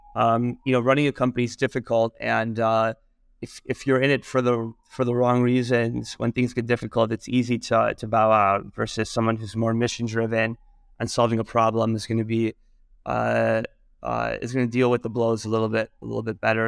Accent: Michigan, United States; moved away; also born or lived in New York; I'm originally from Michigan, and, uh, I, uh, initially moved to New York

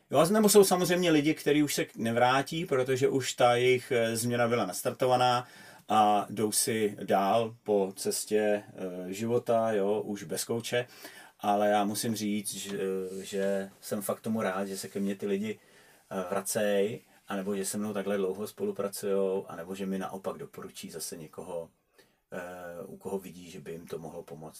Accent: Czechia; u nás v Čechách

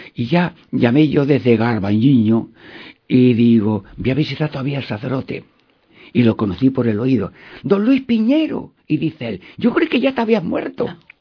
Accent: Albanchez de Mágina, Andalusia, Spain; now in Seville, Spain; yo nací en cerca de Úbeda, Albanchés de Máquina Jaén

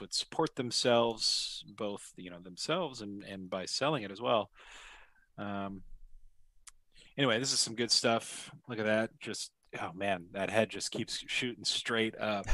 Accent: Oregon, United States; my hometown

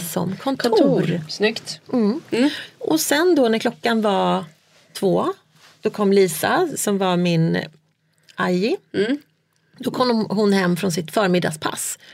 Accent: Sweden; moved away as an adult; also born or lived in China; När vi flyttade tillbaka från Kina till mm. Sverige

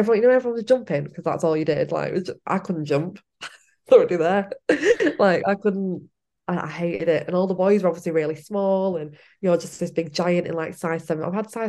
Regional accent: Ireland; we're all Irish

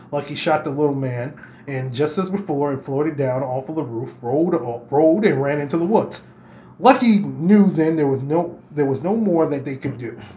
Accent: Kentucky, United States; Why? Because I'm from Kentucky.

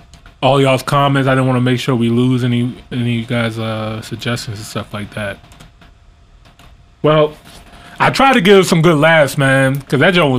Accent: Canada; I'm Canadian.

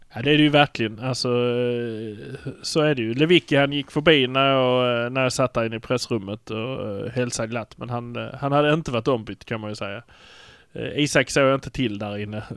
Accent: Malmö, Skåne, Sweden; vi är från Malmö

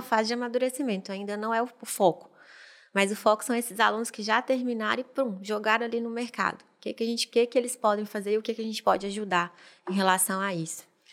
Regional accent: Montes Claros, Minas Gerais, Brazil; já sou de Montes Claros mesmo, natural de lá, e fiz faculdade lá.

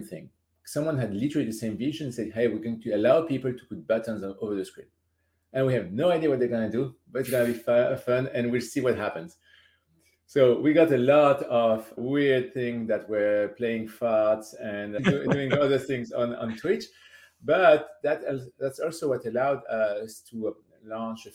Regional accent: France; I'm from France

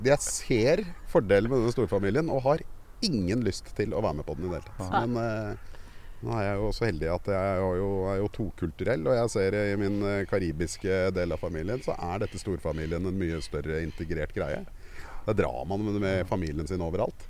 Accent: Oslo, Norway; also born or lived in Sagene, Oslo; Jeg er fra Kjelsås.

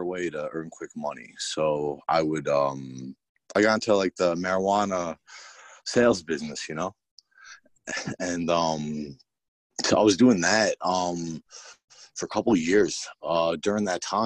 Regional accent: Bethpage, New York, United States; I grew up there, born and bred, Bethpage

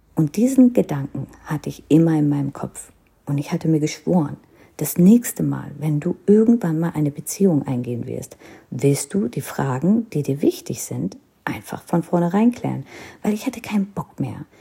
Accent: North India, India; first language Hindi; German is a second language; Denn ich kam aus Nordindien und hatte die Tradition, die, die Sprache der Nordinder

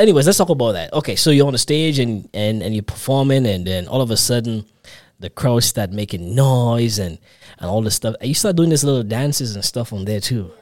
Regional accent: Grenada; also born or lived in New York; I'm from the Caribbean too. I'm Grenadian actually

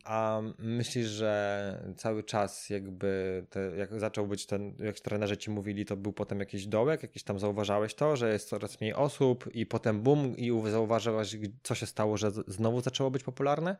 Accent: Sochaczew, Masovian Voivodeship, Poland; ja z Sochaczewa jestem

